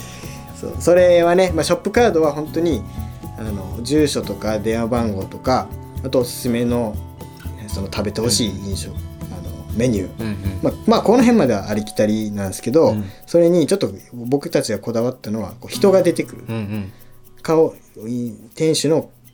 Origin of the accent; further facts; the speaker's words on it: Kyoto, Japan; moved away as an adult; also born or lived in Tokyo / Sapporo; now in Tokachi, Japan; 僕はですね、京都出身で、大学卒業まで京都で育ちまして